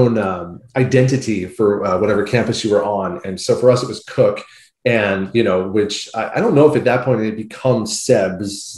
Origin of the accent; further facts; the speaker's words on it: Somers Point, New Jersey, United States; moved away as an adult; also born or lived in Syracuse, New York; now in Houston, United States; growing up in South Jersey